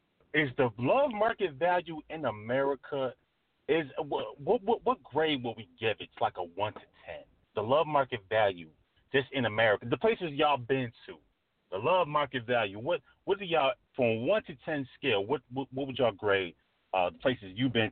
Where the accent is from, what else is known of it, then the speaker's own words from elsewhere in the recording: New York, United States; like I'm from New York, T-Hawk, you from New York, so New York is going to be different from Georgia.